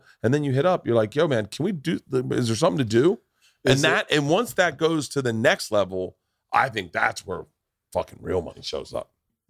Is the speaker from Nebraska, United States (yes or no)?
no; Tampa, Florida, United States; I grew up in Tampa.